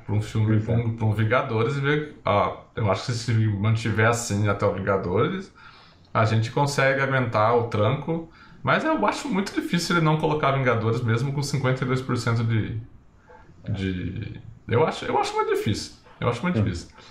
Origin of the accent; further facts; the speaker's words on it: Brazil; como bom brasileiro